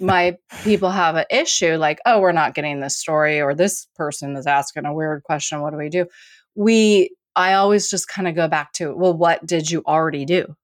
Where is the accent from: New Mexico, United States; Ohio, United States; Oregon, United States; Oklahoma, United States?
Oregon, United States; Portland; I'm from Portland